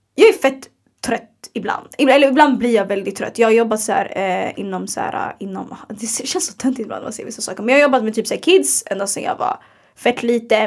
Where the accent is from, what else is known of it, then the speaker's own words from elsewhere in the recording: Sweden; vi är svenskar